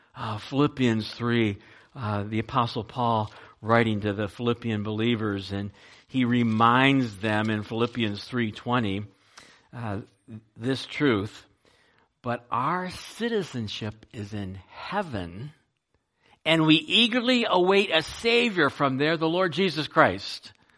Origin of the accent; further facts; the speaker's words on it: United States; also born or lived in Ohio; there were only two of us that were kind of born and raised in America